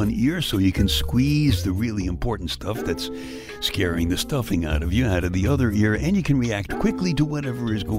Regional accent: New York City, New York, United States; I was born and raised in Brooklyn, where you can go 10 blocks and never leave the scene of a fight.

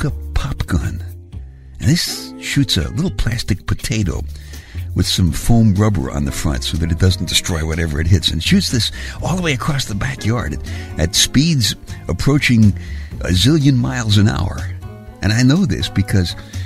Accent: New York City, New York, United States; I grew up in Brooklyn

